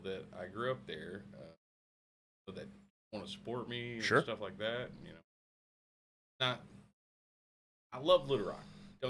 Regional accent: Arkadelphia, Arkansas, United States; I grew up in Arkadelphia.

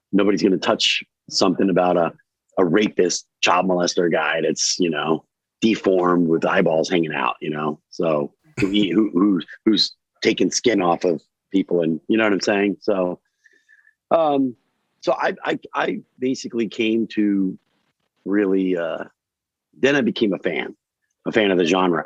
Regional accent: Newark, Delaware, United States; I grew up in Rob Scott Manor in Newark, Delaware

